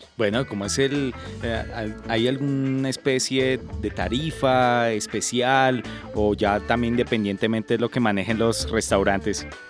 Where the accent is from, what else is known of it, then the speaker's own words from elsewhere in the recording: Colombia; somos los colombianos